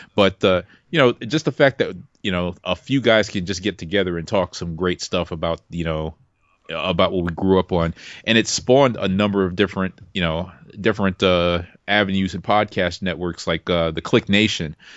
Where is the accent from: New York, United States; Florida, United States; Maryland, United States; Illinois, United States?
New York, United States; New York City; moved away; also born or lived in Virginia; I'm from Brooklyn